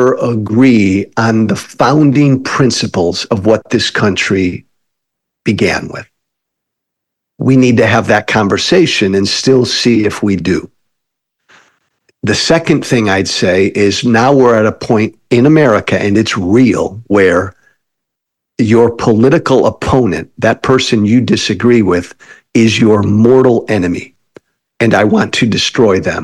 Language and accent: English; outside of Chicago, Illinois, United States; I come from Illinois, outside of Chicago.